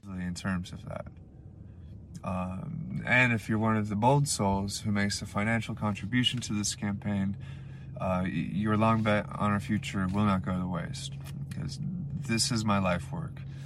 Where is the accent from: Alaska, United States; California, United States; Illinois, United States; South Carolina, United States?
Alaska, United States; Anchorage; I'm from Anchorage, Alaska.